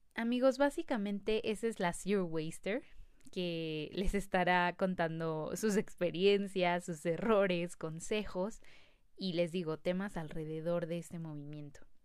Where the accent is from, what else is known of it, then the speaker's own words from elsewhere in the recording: Mexico City, Mexico; nací en la Ciudad de México y tengo 25 años.